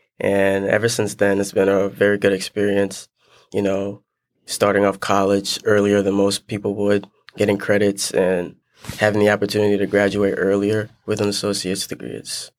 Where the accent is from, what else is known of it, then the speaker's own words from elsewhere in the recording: Liberia; now in United States; I wasn't born here. So back, I was born in Liberia, West Africa. So back there, I started my journey from playing soccer.